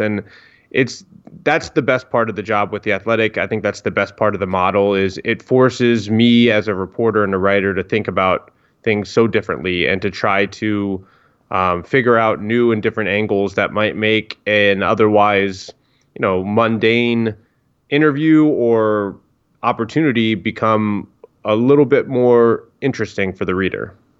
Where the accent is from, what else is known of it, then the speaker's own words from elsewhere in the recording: Northern Virginia, United States; I grew up in Northern Virginia